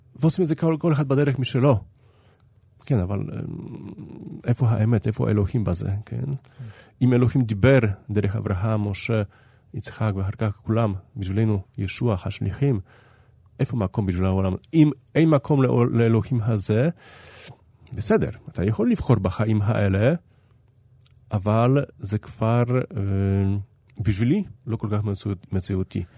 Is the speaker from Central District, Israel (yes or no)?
no; Haifa, Haifa District, Israel; העיר שלי, אני בא מחיפה